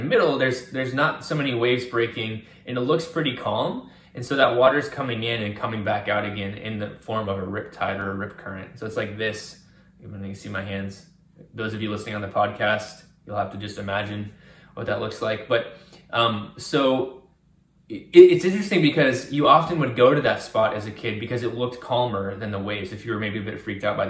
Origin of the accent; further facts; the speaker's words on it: Virginia, United States; I grew up on the East Coast. I grew up in Virginia near the Atlantic Ocean.